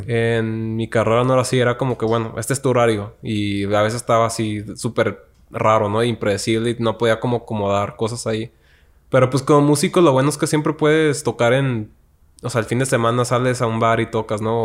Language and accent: Spanish; Tijuana, Baja California, Mexico; moved away as an adult; also born or lived in Tepic, Nayarit; now in Mexico City, Mexico; yo soy de Tijuana, nací allá y crecí allá toda mi vida